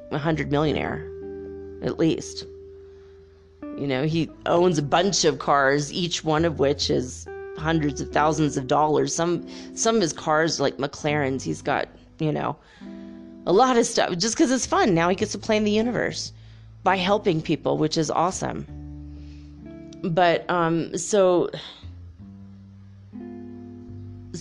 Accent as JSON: {"language": "English", "region": "Minnesota", "country": "United States", "tie": "born or raised there", "said": "I grew up in Minnesota, you know, not too far from Canada"}